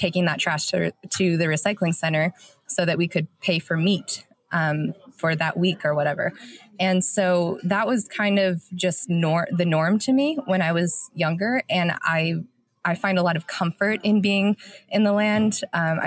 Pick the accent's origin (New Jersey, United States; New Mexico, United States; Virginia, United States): New Mexico, United States; Farmington; moved away as an adult; also born or lived in Durango, Colorado; I grew up in Farmington, New Mexico, which is in the Four Corners area